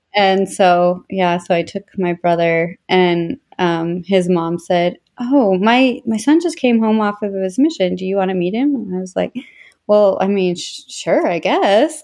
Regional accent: Tooele County area, Utah, United States; also born or lived in Orem, Utah / West Valley City, Utah / Erda, Utah / Stansbury Park, Utah; I was born in Orem, then moved to West Valley where I lived till I was ten, and then we moved to Erda

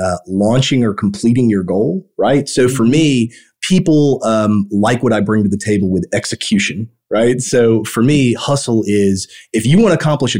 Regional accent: Evansville, Indiana, United States; I grew up in Evansville, Indiana

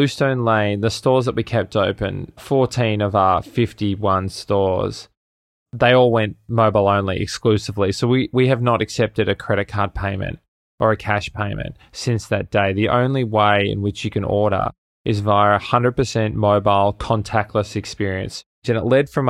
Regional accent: Melbourne, Victoria, Australia; moved away as an adult; also born or lived in New York City, United States; I'm originally from Melbourne in Australia, and I landed in the States, in New York City, in late 2010 to actually go to business school

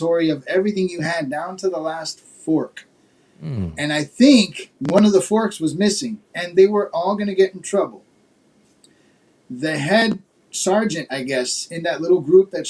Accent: Miami, Florida, United States; also born or lived in New Jersey; I was born in Jersey. I've lived in Miami and Florida most of my life

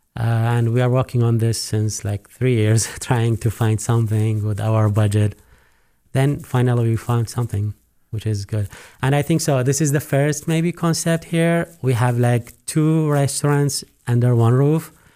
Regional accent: Iraq; also born or lived in Abu Dhabi, United Arab Emirates; now in Missoula, United States; I'm originally from Iraq. We moved to U S, specifically to Missoula

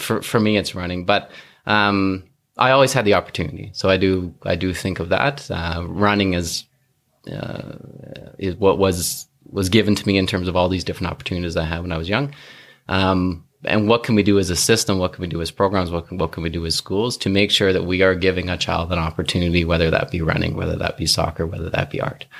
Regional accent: North Vancouver, British Columbia, Canada; I grew up in North Vancouver

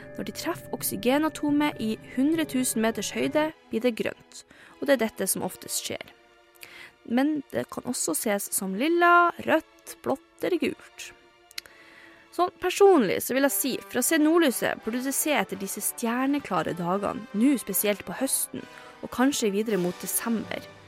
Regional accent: Northern Norway, Norway; moved away as an adult; Som nordlending

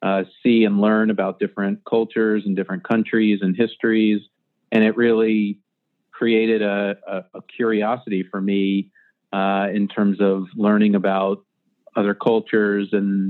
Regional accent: Birmingham, Alabama, United States; moved away as an adult; also born or lived in Austin, Texas / New York; now in Miami, United States; I'm originally from Birmingham, Alabama, born and raised. And, you know, it's an interesting way to grow up, part of a small Jewish community in Birmingham

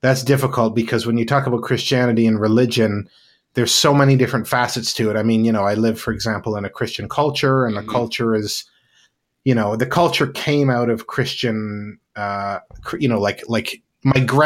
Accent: Penticton, British Columbia, Canada; I grew up in British Columbia, Canada, in a small city, sort of in the interior of BC, called Penticton

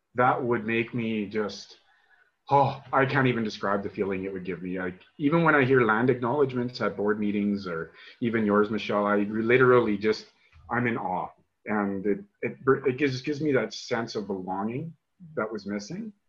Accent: Regina, Saskatchewan, Canada; moved away as an adult; where I grew up in Regina, and uh, and why I left in 2002

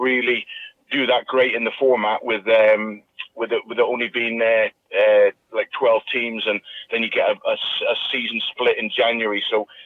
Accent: Plymouth, South West England, United Kingdom; Plymouth, which was my hometown club and the club I supported

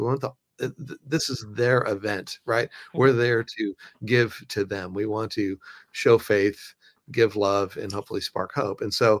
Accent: Los Angeles, California, United States; now in Nashville, United States; I've been doing since I moved here to Nashville 9 years ago. I came from Los Angeles and wanted to get involved in the creative community here.

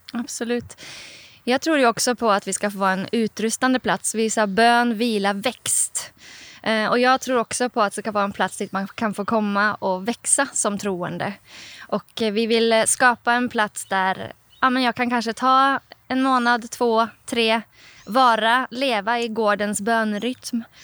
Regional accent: Oslo, Norway; Swedish is a second language; now in Sweden; Jag kommer ju själv från Norge om ni hör min lite speciella accent ibland så här, för att jag är en norsk jente från Oslo

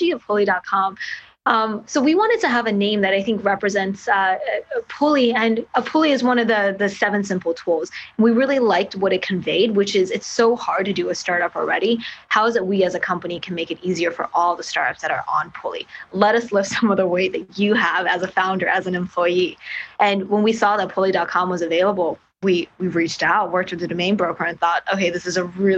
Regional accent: Kentucky, United States; moved away as an adult; also born or lived in California; I'm from Kentucky

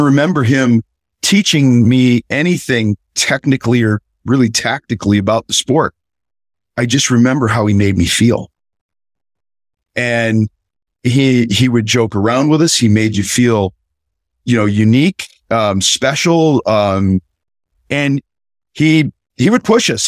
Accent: Southern California, United States; I grew up in Southern California

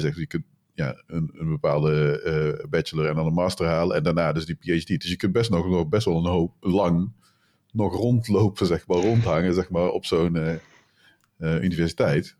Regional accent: North Brabant, Netherlands; ik kom uit Brabant

